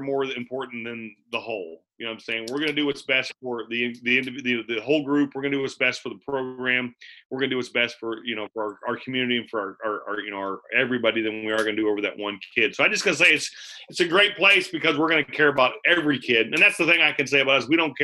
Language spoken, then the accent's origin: English; Palmyra, Missouri, United States; I'm from Palmyra, Missouri